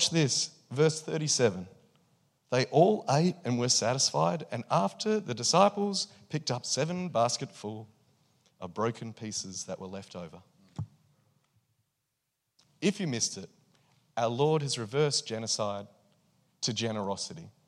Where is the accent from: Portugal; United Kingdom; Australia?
Australia; I'm Australian and I'm here as a visitor